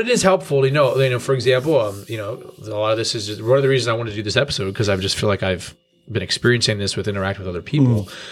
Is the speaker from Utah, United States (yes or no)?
no; New York, United States; moved away as an adult; also born or lived in Colorado; I grew up in churches in New York